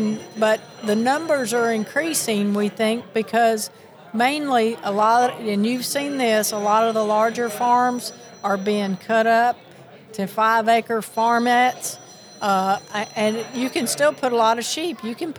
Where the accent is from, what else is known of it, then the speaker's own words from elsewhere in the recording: Miami, Florida, United States; born there; also born or lived in Tennessee; Well, the funny thing is I was born in Miami. Can't you tell by my accent? So, but I got to Tennessee as fast as I could, and I picked up the Southern accent